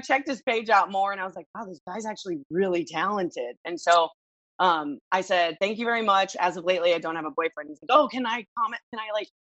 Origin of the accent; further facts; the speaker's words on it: Los Angeles, California, United States; moved away as an adult; also born or lived in Santa Monica, California / Reseda, California; now in Miami, United States; I was born in Santa Monica, California. I was raised in Los Angeles